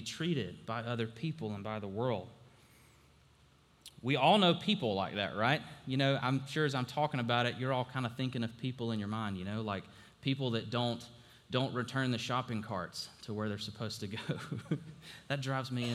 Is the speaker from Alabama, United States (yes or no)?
yes; Alabama, United States; I grew up in Alabama